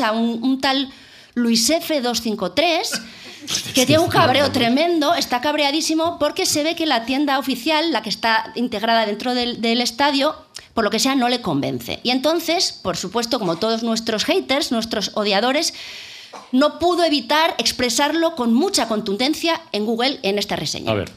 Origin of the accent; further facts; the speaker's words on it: San Sebastián, Basque Country, Spain; yo que soy de Donosti